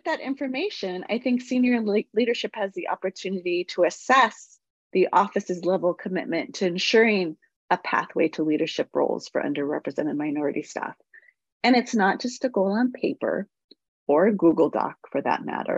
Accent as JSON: {"language": "English", "town": "San Francisco", "region": "California", "country": "United States", "tie": "born or raised there", "said": "I grew up in the Mission"}